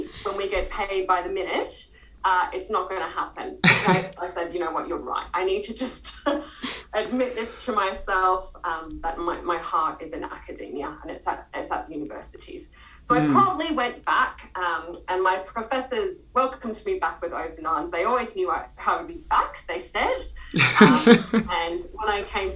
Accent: Queensland, Australia; moved away; I'm from Queensland originally, and I knew the area quite well

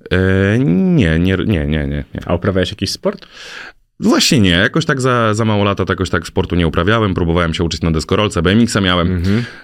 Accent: a village near Warsaw, Masovian Voivodeship, Poland; Na wsi pod Warszawą.

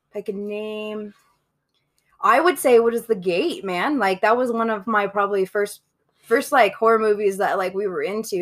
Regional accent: Denver, Colorado, United States; I grew up in Colorado. I'm fucking native

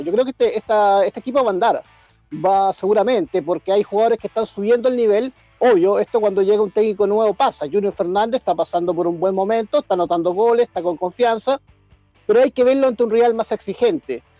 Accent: Puerto Varas, Los Lagos, Chile; usureño de tomo y lomo, de Puerto Vara

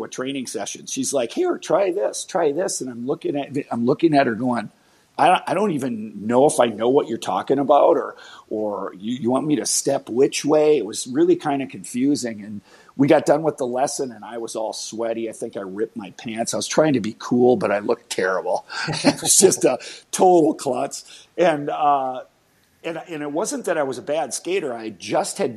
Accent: Mendota Heights, Minnesota, United States; I grew up in Mendota Heights, which is a suburb of St. Paul in the Twin Cities here in Minnesota.

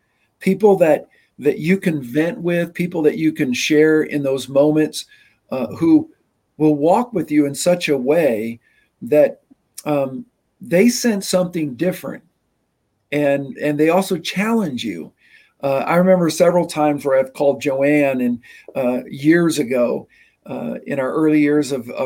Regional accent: Nebraska, United States; also born or lived in Michigan; I was born in Michigan. I moved to Nebraska when I was 5, and I'd already lived in 4 different parsonages.

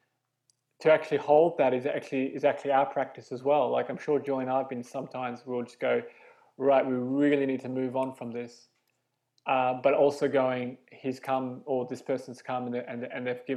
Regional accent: Australia; moved away as an adult; now in London, United Kingdom; I'm Australian. I came to London 11 years ago

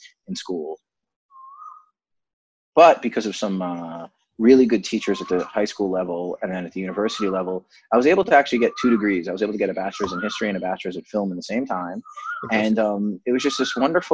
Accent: Rockland County, New York, United States; moved away as an adult; also born or lived in Boston / France; now in Mumbai, India; I grew up in the suburbs of New York in a place called Rockland County

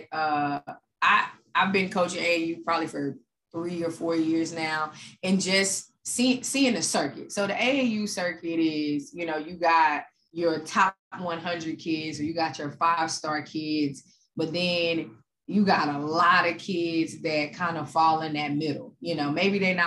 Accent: Dallas, Texas, United States; born and raised in Dallas, Texas

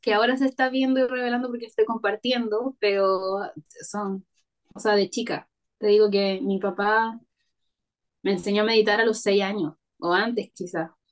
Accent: Parral, Maule, Chile; moved away; also born or lived in Santiago; Yo soy del Maule, ya. de un pueblito que se llama Parral. Ahí nací y ahí fui al colegio y todo

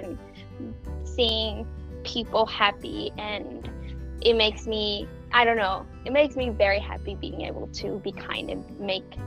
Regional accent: Mexico; moved away as an adult; also born or lived in Switzerland; now in San Francisco, United States; I am originally from Mexico, born and raised

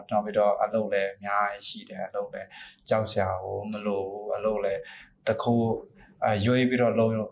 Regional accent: Myanmar; moved away as an adult; now in Bangkok, Thailand

